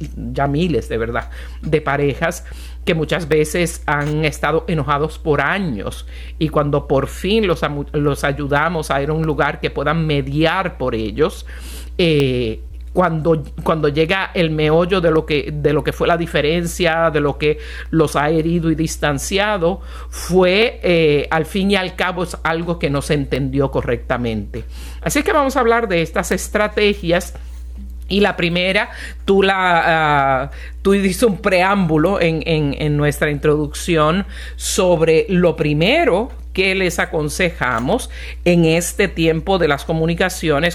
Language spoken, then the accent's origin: Spanish; Puerto Rico; mi bellísima isla de Puerto Rico